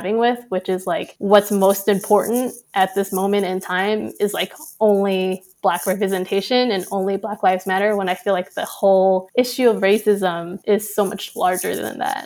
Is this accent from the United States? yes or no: yes; United States; as a Vietnamese American